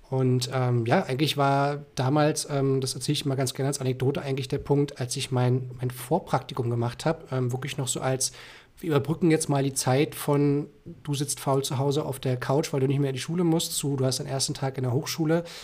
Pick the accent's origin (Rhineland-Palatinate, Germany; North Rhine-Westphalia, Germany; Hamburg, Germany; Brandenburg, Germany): Brandenburg, Germany; Eisenhüttenstadt; born there; now in Berlin, Germany; Ich bin äh, in Berlin, komme gebürtig aus Eisenhüttenstadt